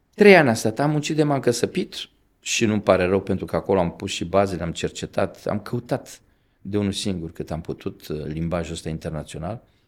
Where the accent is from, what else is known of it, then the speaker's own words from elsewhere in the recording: Romania; Eu venim din România